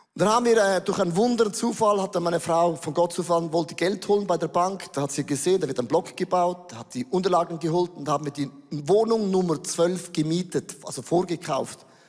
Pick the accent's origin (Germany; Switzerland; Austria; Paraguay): Switzerland; Äußerlich bin ich ein Schweizer.